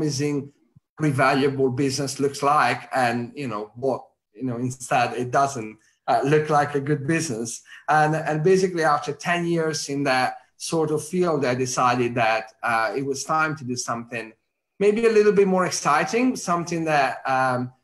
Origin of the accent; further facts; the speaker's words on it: Italy; accent: Italian; English is a second language; moved away as an adult; also born or lived in New York; now in London, United Kingdom; I'm Italian, as you could probably tell by my accent